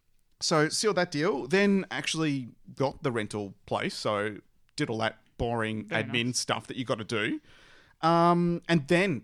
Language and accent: English; Australia; accent: Bogan; my normal Bogan accent